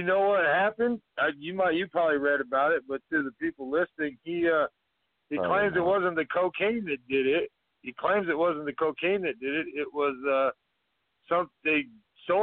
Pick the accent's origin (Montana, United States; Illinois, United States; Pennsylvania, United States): Montana, United States; I'm from Montana